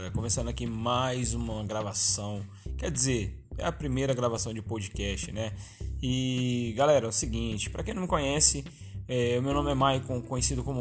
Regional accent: São Paulo, Brazil; accent: mix of paulista, baiano and mineiro; o nosso sotaque daqui, tipo, é muito peculiar, peculiar né? E a gente e é do Vale do Paraíba, é, a gente arrasta muito o lado dos mineiros aqui, né? Eu, particularmente, aí tenho é, alguns sotaques aí meio que indecisos, né? Meio paulista, meio baiano e meio mineiro

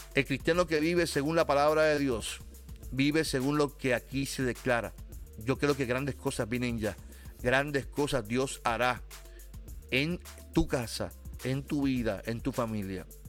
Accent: Carolina, Puerto Rico; soy de Carolina

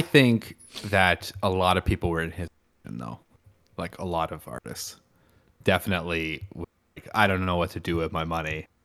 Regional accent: Canada; I'm Canadian

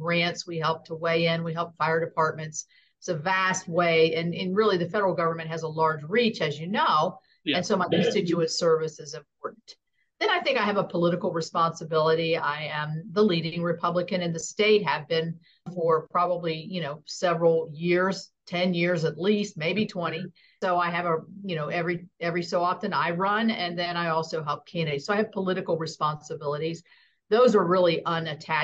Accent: West Virginia, United States; I was born and raised in West Virginia

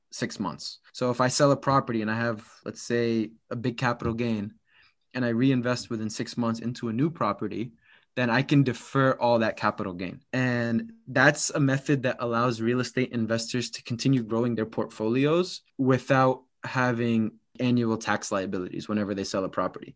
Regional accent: Massachusetts, United States; I grew up in Massachusetts

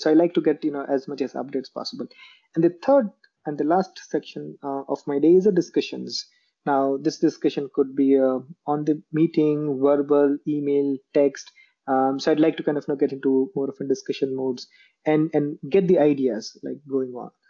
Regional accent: Jamnagar, Gujarat, India; moved away as an adult; now in Bangalore, India; I am originally from a place called Jamnagar um, in Gujarat, India.

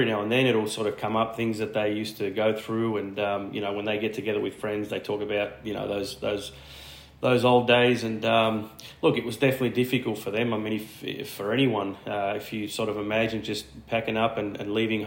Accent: Sydney, New South Wales, Australia; also born or lived in Canley Heights / Bossley Park; I guess we grew up in Canley Heights for the first few years. Then we moved out to Bosley Park, and then lived there until I moved out of home. But always sort of been out in the western suburbs of Sydney.

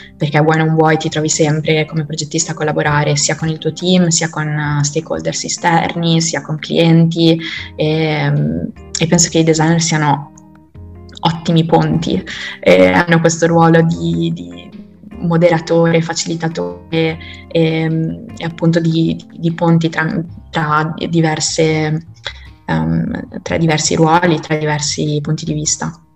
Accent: Italy; moved away; In Italia ritornerò assolutamente, nel senso che sono molto, molto innamorata io della, del mio paese

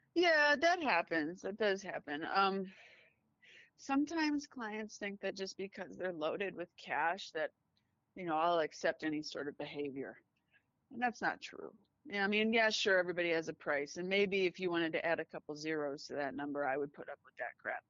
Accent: United States; I am American

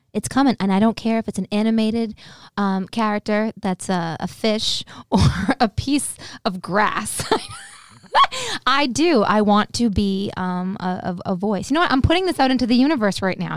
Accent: Boston, Massachusetts, United States; I'd say, "Boston."

